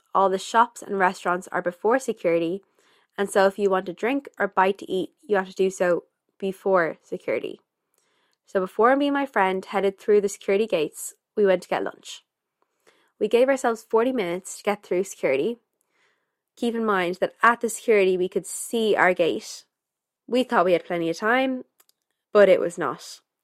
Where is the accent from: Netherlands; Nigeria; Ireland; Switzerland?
Ireland; Dublin, Leinster; also born or lived in Germany; I'm from Dublin, Ireland